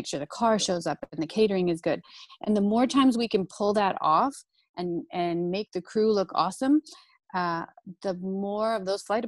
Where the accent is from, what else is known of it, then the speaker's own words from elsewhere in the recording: Minnesota, United States; I say pop too. I'm from Coke. Minnesota.